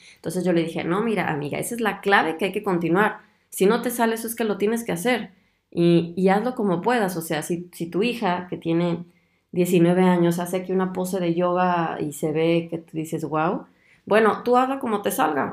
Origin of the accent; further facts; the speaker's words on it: Guadalajara, Jalisco, Mexico; Guadalajara, de donde yo soy